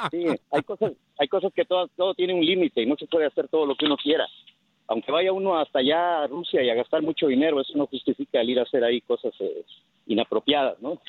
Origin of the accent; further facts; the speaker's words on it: Mexico; moved away; yo soy de México